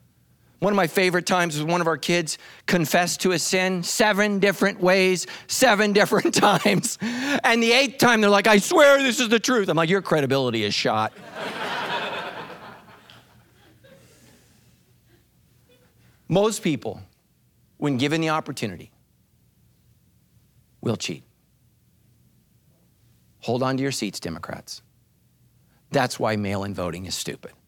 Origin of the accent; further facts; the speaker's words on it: United States; as an American